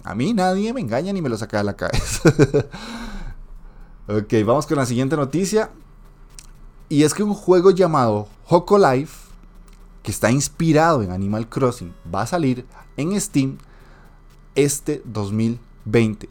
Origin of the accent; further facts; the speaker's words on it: Costa Rica; yo soy de Costa Rica